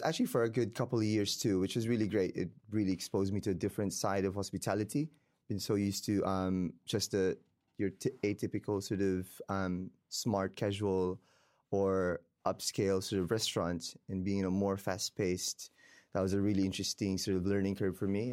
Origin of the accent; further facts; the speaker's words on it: Davao, Davao Region, Philippines; moved away as an adult; also born or lived in Queenstown, New Zealand / Wellington, New Zealand; now in New Zealand; I was born and raised in the Philippines, in Davao, Mindanao, the bottom south, um, of the country